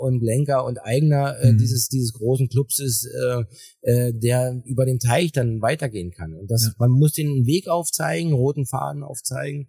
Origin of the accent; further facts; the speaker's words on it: Weißwasser, Saxony, Germany; bei uns in der Lausitz äh, wächst ja jeder mit einem Schlittschuh irgendwie auf